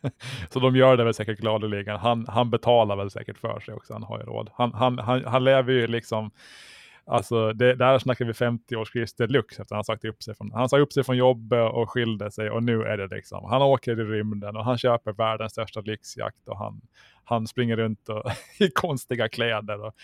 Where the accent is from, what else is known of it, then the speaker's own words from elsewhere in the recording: Mariehamn, Åland Islands; Jag är uppvuxen där vid Korvik